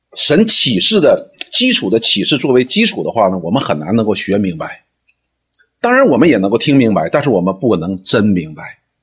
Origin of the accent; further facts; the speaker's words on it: China; 我们中国人的传统呢，也是这样子的